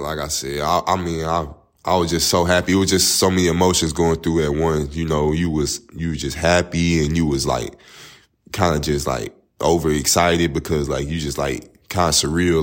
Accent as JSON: {"language": "English", "town": "Tyler", "region": "Texas", "country": "United States", "tie": "born or raised there", "lives_now": "Marshall, United States", "said": "I'm from Tyler, Texas, um, East Texas, by an hour away from here in Marshall. Um, I'm born and raised there, grew up there"}